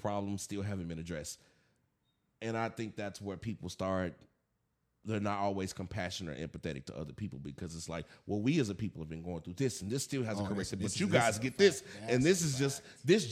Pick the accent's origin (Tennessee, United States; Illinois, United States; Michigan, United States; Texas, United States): Tennessee, United States; the South; moved away as an adult; also born or lived in Bay Area, California; now in West Coast, United States; I'm from the South and I grew up in the South